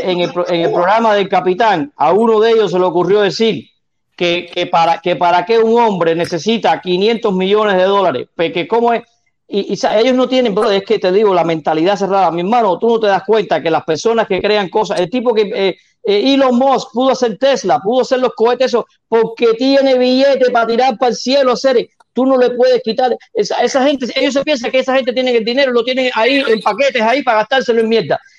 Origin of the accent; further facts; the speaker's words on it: Sandino, Pinar del Río, Cuba; Yo, yo se lo dije a protesta, de ahí soy yo. Yo nací en Sandino